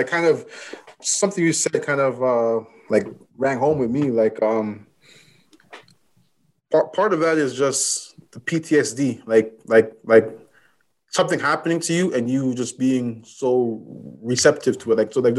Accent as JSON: {"language": "English", "town": "Toronto", "region": "Ontario", "country": "Canada", "said": "I'm from Galloway and Scarborough"}